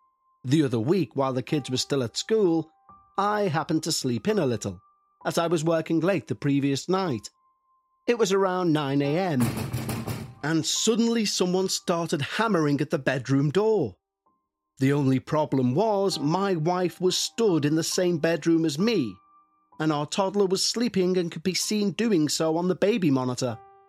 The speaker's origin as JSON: {"language": "English", "country": "Ireland", "said": "As I mentioned at the start, I'm an Irish traveller, and for 1,000 years, generation after generation of my ancestors have roamed the roads, lanes, boreens and byways of this country"}